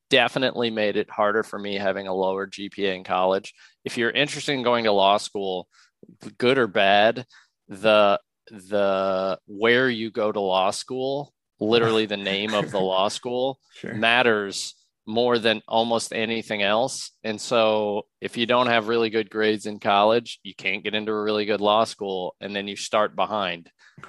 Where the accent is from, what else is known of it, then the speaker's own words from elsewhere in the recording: Louisville, Kentucky, United States; moved away; Louisville's where I'm from